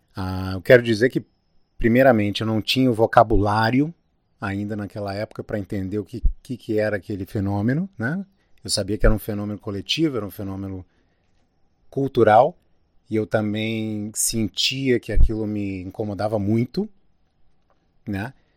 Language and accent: Portuguese; Brazil; moved away; also born or lived in United States; uma pessoa como eu, que sou brasileiro